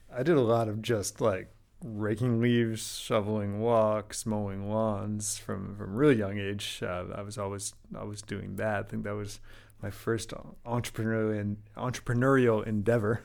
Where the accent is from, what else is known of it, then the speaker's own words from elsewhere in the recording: Calgary, Alberta, Canada; moved away; we're all originally from Calgary, of all places